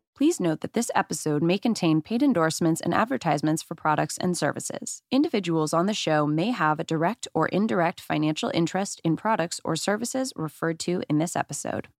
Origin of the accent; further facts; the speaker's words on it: Phoenix, Arizona, United States; moved away as an adult; now in Los Angeles, United States; I'm just from Phoenix, Arizona